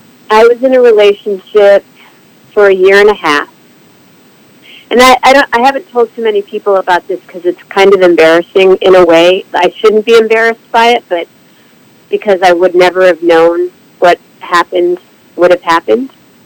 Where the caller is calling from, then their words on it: Berkeley, California, United States; I'm calling from Berkeley, California.